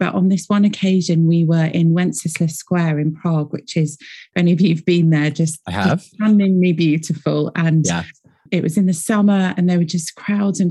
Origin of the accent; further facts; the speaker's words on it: United Kingdom; accent: British; I'm based here in Britain. You can probably tell from my accent.